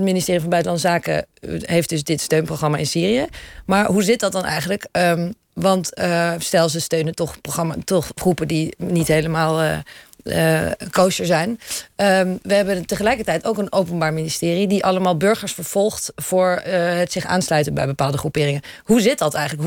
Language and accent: Dutch; Netherlands; ik kom uit Nederland